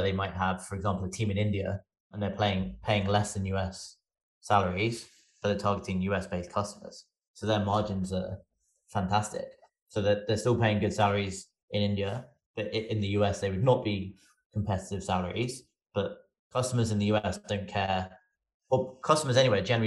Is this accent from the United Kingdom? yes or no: yes; England, United Kingdom; moved away as an adult; now in United States; I'm also English. I just happen to live, well, I moved to the US for Effie